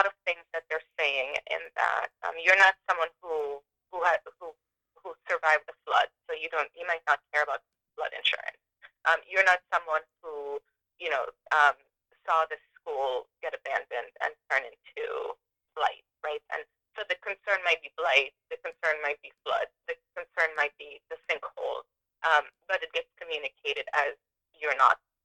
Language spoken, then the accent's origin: English; Venezuela; now in Harrisburg, United States; I'm from Venezuela, but I've, you know, been in the U.S. for this long, and this is where I've lived.